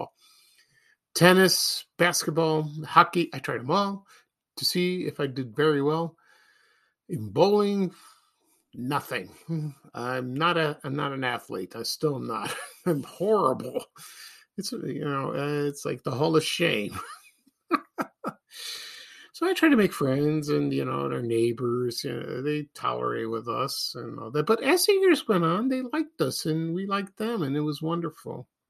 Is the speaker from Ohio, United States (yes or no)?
no; Chicago, Illinois, United States; When I was born in Chicago, my family and I, we did not live in a house. We lived in apartments